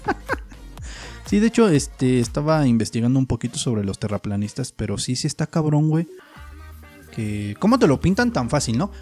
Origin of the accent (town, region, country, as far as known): Mexico